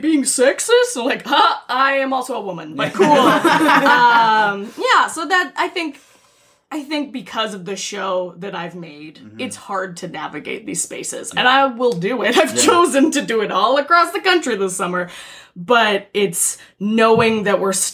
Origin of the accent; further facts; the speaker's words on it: Victoria, British Columbia, Canada; I'm from Victoria, BC